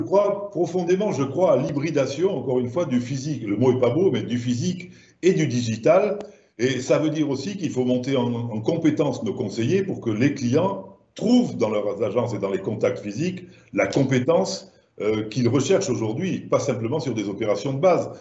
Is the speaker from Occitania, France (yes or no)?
yes; Languedoc, Occitania, France; accent: southern French; moved away; comme mon accent doit vous le laisser penser, je suis du sud de la France